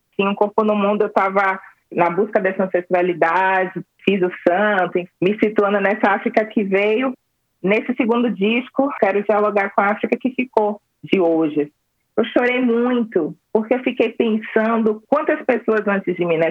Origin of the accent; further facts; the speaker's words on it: Salvador, Bahia, Brazil; Salvador, né, minha terra